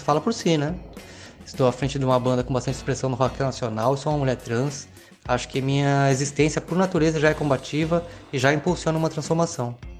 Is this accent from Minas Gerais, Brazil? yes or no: no; Cananéia, São Paulo, Brazil; sou de Cananéia, São Paulo